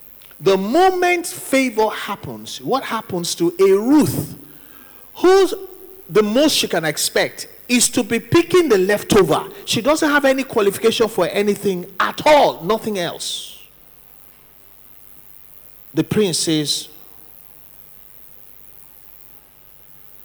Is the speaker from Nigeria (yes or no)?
yes; Nigeria; moved away; also born or lived in London, United Kingdom